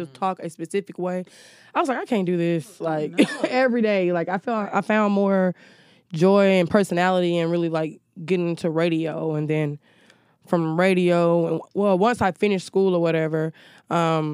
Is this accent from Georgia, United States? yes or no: yes; Newnan, Georgia, United States; moved away; also born or lived in Alabama; I'm originally from Noonan, Georgia, which is like 30 miles south of Atlanta